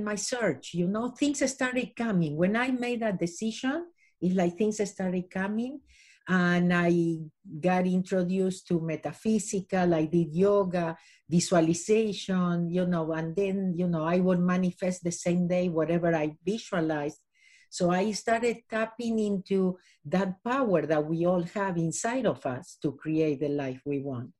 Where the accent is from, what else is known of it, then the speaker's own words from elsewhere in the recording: Argentina; moved away as an adult; now in Los Angeles, United States; I was born in Argentina. I lived here in Los Angeles for the last 37 years.